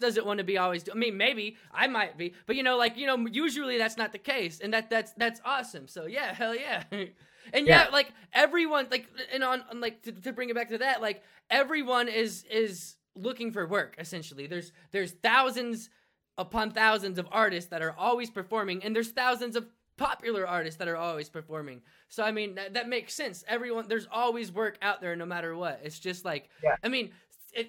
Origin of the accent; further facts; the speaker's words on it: Kansas City, United States; I'm from Kansas City